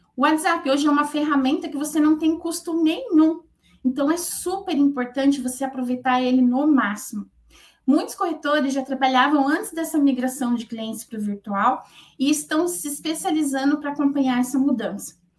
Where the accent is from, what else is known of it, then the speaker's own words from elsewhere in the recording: São Paulo, Brazil; moved away as an adult; now in Curitiba, Brazil; eu sou paulista, né? Eu moro em Curitiba há 24 anos